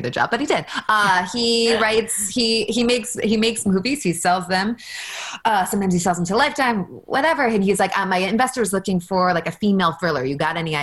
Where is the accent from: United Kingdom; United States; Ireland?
United States; New York; I'm from New York.